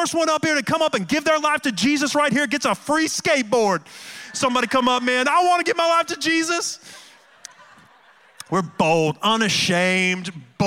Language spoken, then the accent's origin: English; Cleveland, Ohio, United States; moved away; I grew up in Cleveland, Ohio.